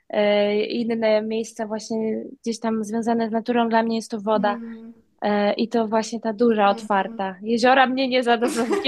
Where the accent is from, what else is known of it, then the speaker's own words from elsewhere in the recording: Wolin island, West Pomeranian Voivodeship, Poland; moved away as an adult; also born or lived in Malta; now in Bali, Indonesia; na wyspie Woli. tam się urodziłam, tam się wychowałam